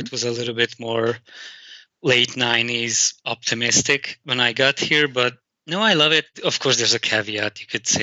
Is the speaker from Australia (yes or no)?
no; Hungary; English is a second language; moved away; as a child growing up in Hungary